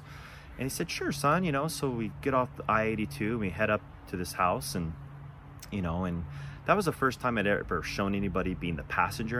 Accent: Buena, Washington, United States; also born or lived in Zillah, Washington; I grew up in Eastern Washington. Maybe some of you know where the little town of Zilla is. Probably very few of you know where a little town Buena is

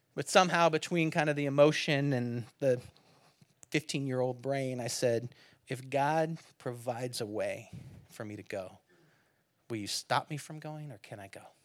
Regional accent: near San Francisco, California, United States; moved away; growing up near San Francisco

